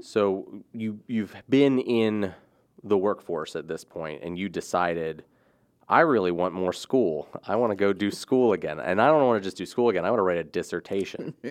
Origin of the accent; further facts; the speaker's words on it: Rising Sun, Maryland, United States; I grew up in Rising Sun